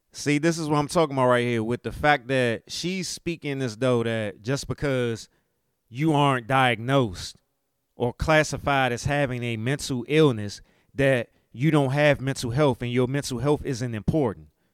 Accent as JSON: {"language": "English", "country": "United States", "said": "me being an American and dealing with inflation"}